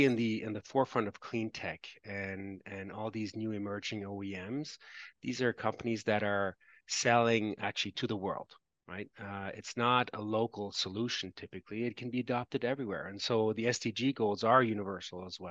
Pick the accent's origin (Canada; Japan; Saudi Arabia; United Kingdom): Canada; I'm Canadian, so I've worked in Canadian companies